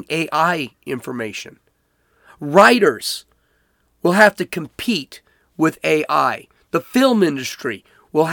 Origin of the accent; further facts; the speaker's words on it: Chicago, Illinois, United States; I'm from Chicago. I'm from Oak Lawn